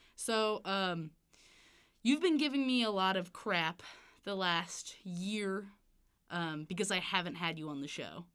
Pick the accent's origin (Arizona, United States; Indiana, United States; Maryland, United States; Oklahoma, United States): Indiana, United States; Evansville; now in Bloomington, United States; I'm from Evansville